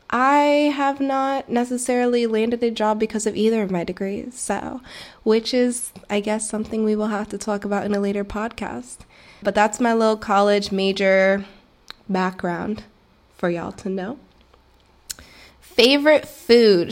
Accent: Florida, United States; also born or lived in Stamford, Connecticut; I was born in Connecticut, raised in Florida

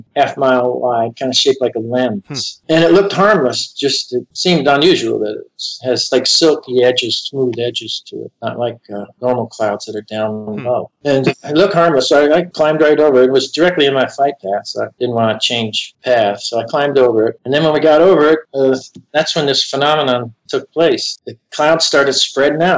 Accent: Florida, United States; also born or lived in New York; I moved to from New York to Florida in 1956. I was only 10 years old

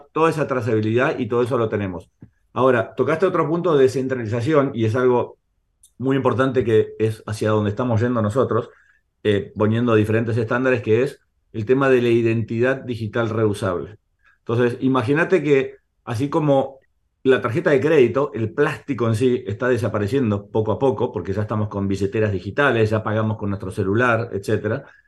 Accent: Argentina; accent: Argentine; soy argentino, ya se dieron cuenta por mi acento

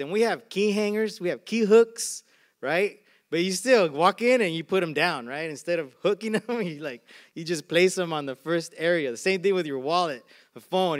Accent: Arizona, United States; now in Carson, United States; I grew up in Arizona

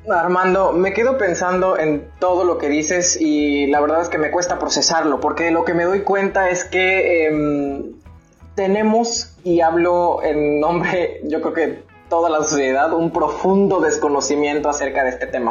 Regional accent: Veracruz, Mexico; also born or lived in Monterrey; soy de Veracruz

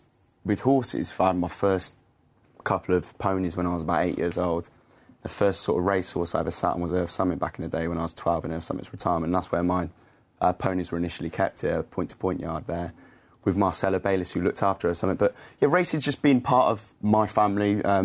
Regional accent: the Cotswolds, South West England, United Kingdom; growing up in the Cotswolds. I think, you know, that's a lovely part of the world and it's a massive racing hotspot, especially for obviously jump racing.

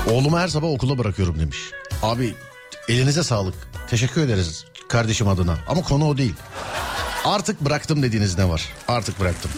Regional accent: Istanbul, Turkey; ben İstanbulluyum

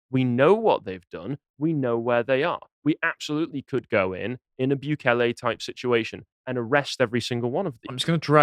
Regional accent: England, United Kingdom; I'm from Mercia anyway. People, uh, Northerners are saying I'm not Northern enough for them. Fine, I'll just accept being a Mercian.

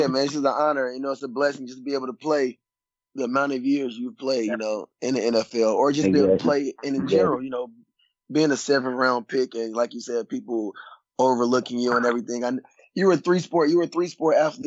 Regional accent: Atlanta, Georgia, United States; Growing up in Atlanta, Georgia, when you grow up in a town of a city of sports disappointment

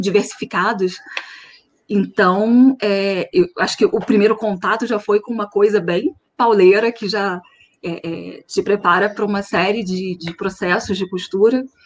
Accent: Nova Friburgo, Rio de Janeiro, Brazil; Eu sou de Nova Friburgo

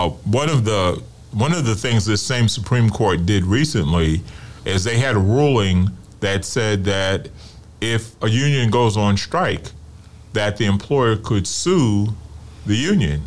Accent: New York, United States; I'm from New York

